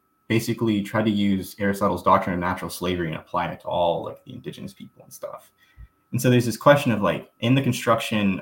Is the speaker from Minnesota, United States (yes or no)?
no; Southern Mississippi, United States; I grew up in Mississippi.